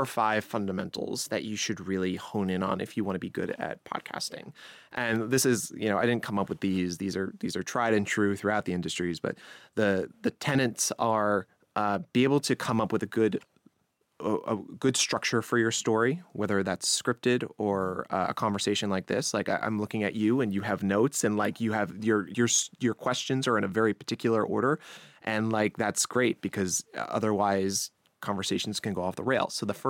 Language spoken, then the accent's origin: English; New York, United States; accent: Long Island; so I don't want to deter anyone with my Long Island accent, which is like, you know, some people don't like that.